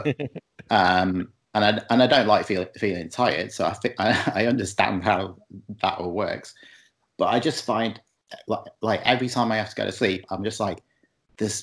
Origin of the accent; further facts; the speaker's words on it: Chester, North West England, United Kingdom; moved away as an adult; now in Montreal, Canada; I'm from Chester, which is not far from Liverpool